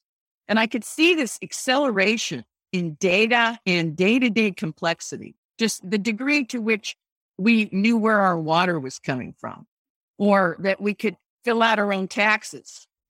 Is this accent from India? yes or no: no; Japan; Whether it was my background of growing up in Japan and then experiencing the Vietnam War through my father's work